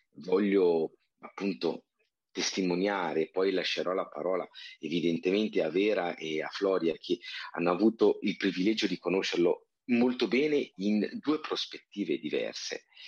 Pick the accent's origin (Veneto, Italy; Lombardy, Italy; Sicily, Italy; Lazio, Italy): Lombardy, Italy; province of Bergamo; in provincia di Bergamo, ma nel complesso molto vicino alla Brianza